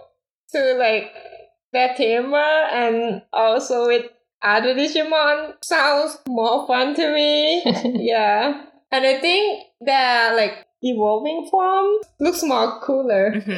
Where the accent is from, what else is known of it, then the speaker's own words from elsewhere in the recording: Thailand; moved away as an adult; I also a Thai, and I came here to study as well